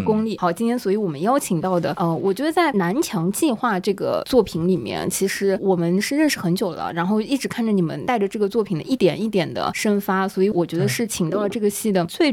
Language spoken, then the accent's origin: Chinese; southern China, China; 作为南方人